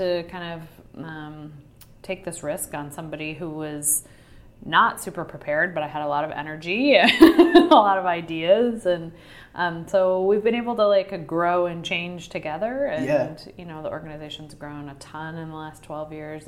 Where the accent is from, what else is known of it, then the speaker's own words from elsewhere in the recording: Kansas, United States; moved away as an adult; now in Minneapolis, United States; I'm from Kansas originally